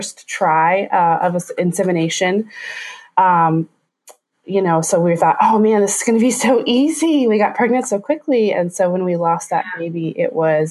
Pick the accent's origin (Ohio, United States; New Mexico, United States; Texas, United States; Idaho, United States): Texas, United States; moved away as an adult; also born or lived in Roseville, California; now in Sacramento area, United States; I am from Texas. I grew up in Texas my whole life until about 6 years ago.